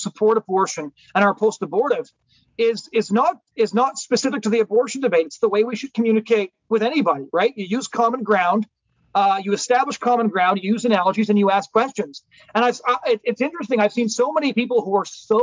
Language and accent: English; British Columbia, Canada; where I grew up in British Columbia